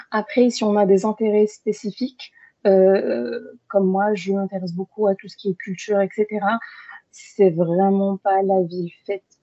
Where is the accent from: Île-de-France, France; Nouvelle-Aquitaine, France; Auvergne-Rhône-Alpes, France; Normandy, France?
Nouvelle-Aquitaine, France; Bordeaux; also born or lived in Algeria; quand on a déménagé on est venu sur Bordeaux. Et depuis, j'habite sur Bordeaux, donc je suis bordelaise.